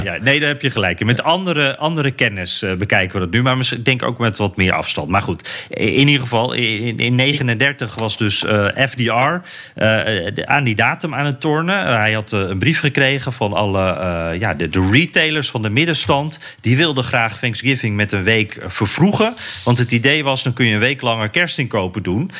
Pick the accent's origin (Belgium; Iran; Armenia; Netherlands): Netherlands; als Nederlander die niet zo van wapens houdt